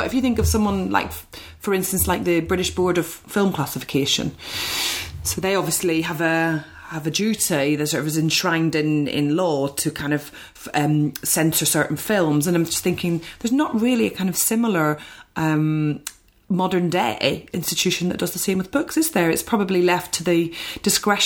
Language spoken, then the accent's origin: English; Ireland; being Irish